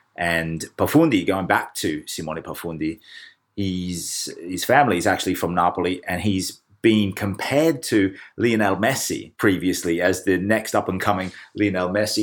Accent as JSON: {"language": "English", "country": "Australia", "moved": "yes", "lives_now": "Kent, United Kingdom", "said": "being Australian"}